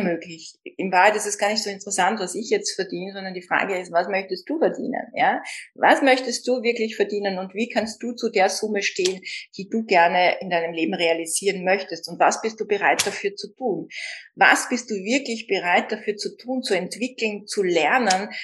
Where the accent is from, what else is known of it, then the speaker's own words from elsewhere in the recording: Vienna, Austria; bei uns in Österreich schon gar nicht und in Wien